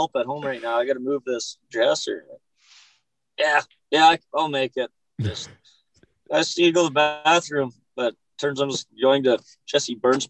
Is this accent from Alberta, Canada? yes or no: yes; Hinton, Alberta, Canada; born there; also born or lived in Okotoks; I guess I was born up in Hinton, moved around a little bit as a kid, and I guess I was 14 or 15 when I moved to Okotoks.